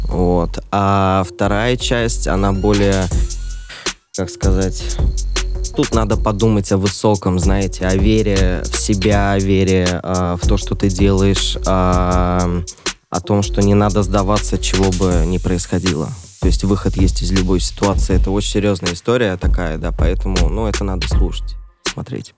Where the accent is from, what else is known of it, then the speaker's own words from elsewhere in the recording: Orenburg, Orenburg Oblast, Russia; в моем родном городе Оренбург